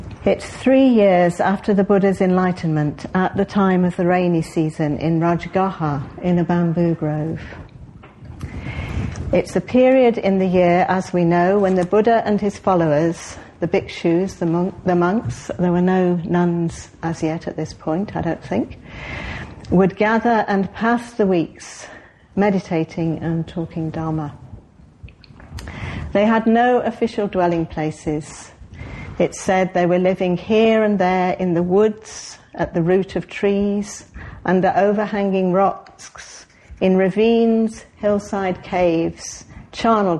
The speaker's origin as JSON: {"language": "English", "town": "Cheadle", "region": "North West England", "country": "United Kingdom", "tie": "born or raised there", "moved": "yes", "said": "I was brought up in Cheadle, which many of you know is not that far away, south in Cheshire, just south of Manchester."}